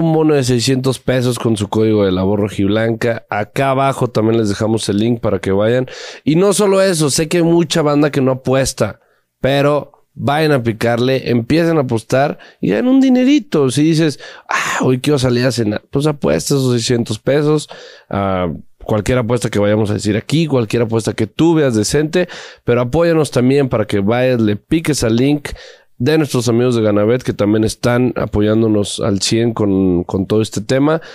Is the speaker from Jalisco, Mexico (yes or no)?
yes; Guadalajara, Jalisco, Mexico; somos de Guadalajara y porque mi familia le va al Atlas